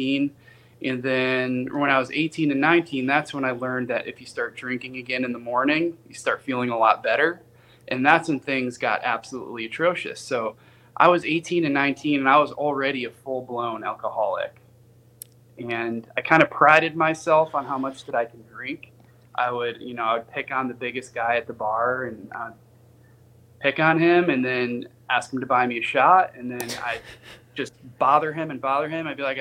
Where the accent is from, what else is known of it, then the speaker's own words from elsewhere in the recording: suburb of Milwaukee, Wisconsin, United States; also born or lived in Kenosha, Wisconsin; now in Nashville, United States; we moved to a suburb of Milwaukee